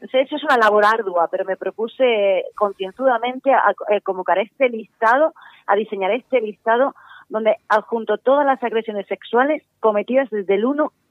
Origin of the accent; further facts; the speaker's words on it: Spain; los españoles somos 46, 45 millones de personas